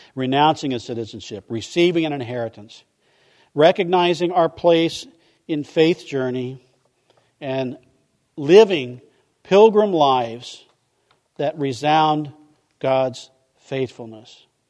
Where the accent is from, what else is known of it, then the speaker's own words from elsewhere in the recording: Midwest, United States; now in Vero Beach, United States; I grew up in the Midwest where a good neighbor is somebody who cut their yard and nobody else's.